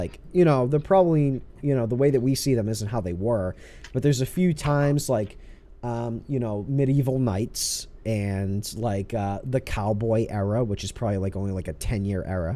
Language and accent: English; Northeast, United States; growing up in the Northeast here in the U.S.